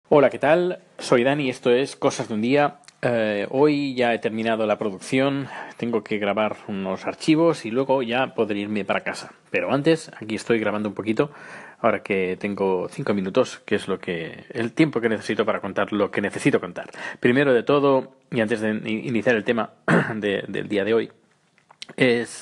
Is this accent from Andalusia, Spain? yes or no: no; Catalonia, Spain; moved away as an adult; now in Sweden; tengo mis raíces en Cataluña